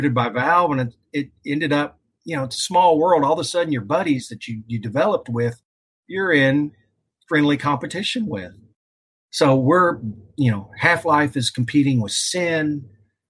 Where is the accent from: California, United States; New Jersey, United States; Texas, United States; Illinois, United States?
Texas, United States; moved away as an adult; also born or lived in Seattle; now in Pacific Northwest, United States; I was born and raised in Texas, had never really left much